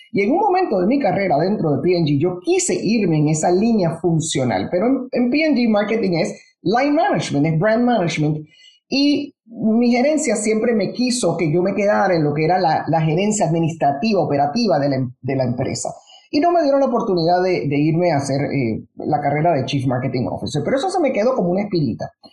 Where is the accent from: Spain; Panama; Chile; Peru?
Panama; also born or lived in United States; now in Puerto Rico; Yo nací originalmente en Panamá, mi familia todavía está toda en Panamá. Crecimos en, un ambiente del, de verdad, del Panamá